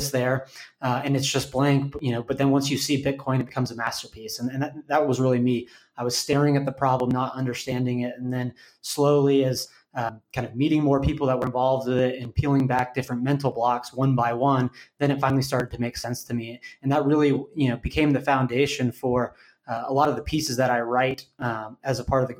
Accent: Austin, Texas, United States; moved away; I'm originally from Austin, moved back here a couple of years ago

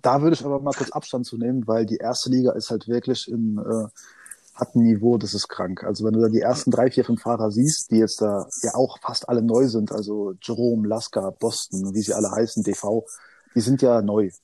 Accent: Odenwald, near Darmstadt, Hesse, Germany; ich bin am Tor zum Odenwald aufgewachsen, geboren und lebe hier

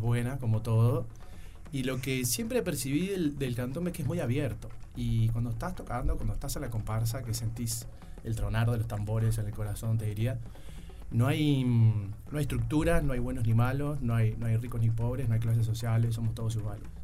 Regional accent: Montevideo, Uruguay; also born or lived in Young, Río Negro, Uruguay; Bien uruguayo, nacido y criado en Uruguay

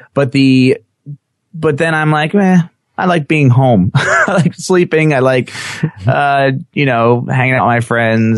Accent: New Jersey, United States; I'm from New Jersey

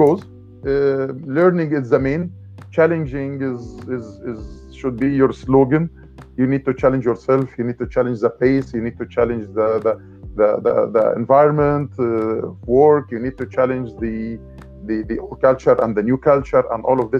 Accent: Egypt; moved away as an adult; also born or lived in Dubai, United Arab Emirates; I came from Egypt.

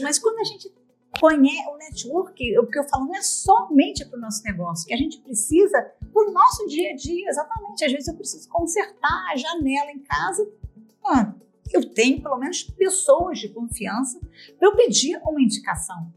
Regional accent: Brazil; now in Portugal; como nós somos brasileiros

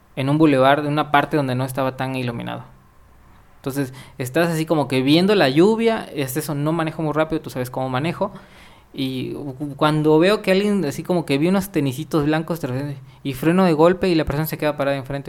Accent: Mexico; Como mexicano

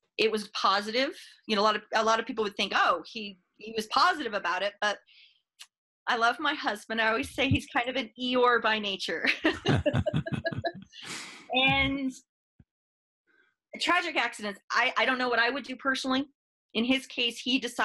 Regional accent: Fort Collins, Colorado, United States; I'm a Northern Colorado native, born and raised in Fort Collins

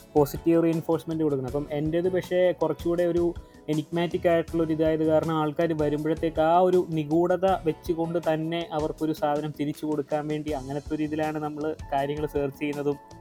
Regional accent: Changanassery, Kerala, India; ഞാൻ കോട്ടയം സ്വദേശിയാണ്

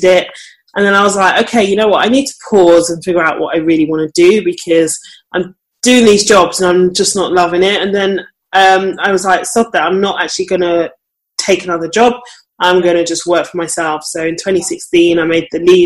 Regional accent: London, United Kingdom; So I'm from London. Well, pretty much from London.

